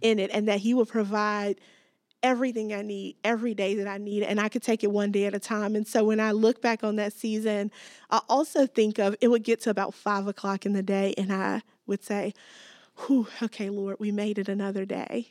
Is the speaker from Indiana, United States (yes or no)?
yes; Gary, Indiana, United States; moved away as an adult; also born or lived in South Africa; I grew up in Gary, Indiana, just outside of Chicago